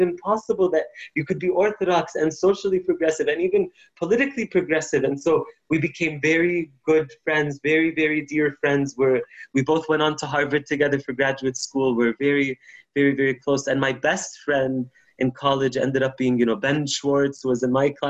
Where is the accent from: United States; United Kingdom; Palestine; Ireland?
Palestine; moved away as an adult; I grew up in Palestine